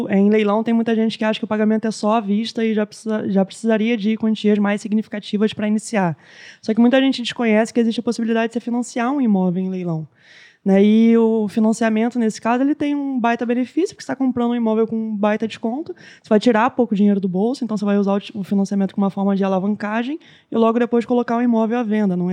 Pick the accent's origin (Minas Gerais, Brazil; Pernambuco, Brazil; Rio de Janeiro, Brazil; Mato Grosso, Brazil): Rio de Janeiro, Brazil; Ó, oh, é que a gente, como carioca, você tem